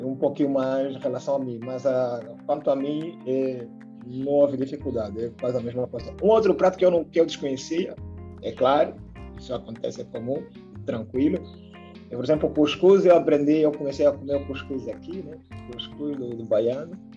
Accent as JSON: {"language": "Portuguese", "country": "Angola", "moved": "yes", "lives_now": "Brazil", "said": "Sou angolano e estudante do curso de Engenharia de Produção da UFOB"}